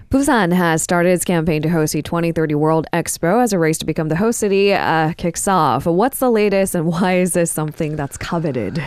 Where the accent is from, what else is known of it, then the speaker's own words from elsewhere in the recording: California, United States; now in South Korea; bookshelves is something I did as a kid growing up in California.